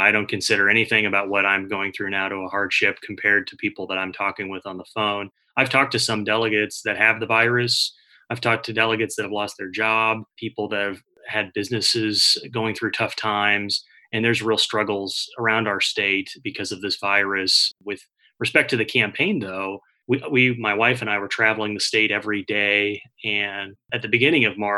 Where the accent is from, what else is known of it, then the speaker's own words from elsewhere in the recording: Greenwood, Indiana, United States; I grew up in Greenwood on the south side of Indianapolis, Johnson County